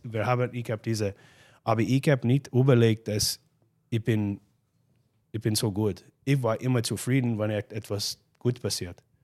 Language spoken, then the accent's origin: German; Glace Bay, Nova Scotia, Canada; born or raised there; German is a second language; moved away as an adult; now in Klagenfurt, Austria